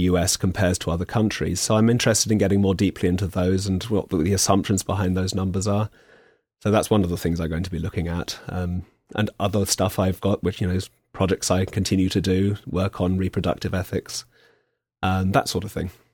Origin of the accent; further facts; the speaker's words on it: England, United Kingdom; as an Englishman